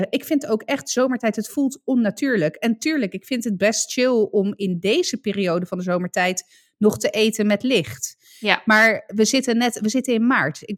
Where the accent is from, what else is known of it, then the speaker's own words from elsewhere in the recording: Italy; ik ben Italiaan, ik overdrijf graag.